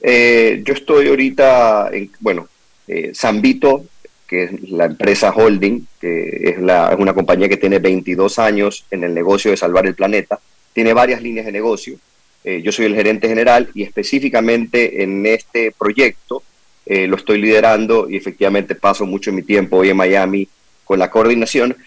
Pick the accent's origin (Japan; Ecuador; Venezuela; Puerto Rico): Ecuador; como ecuatorianos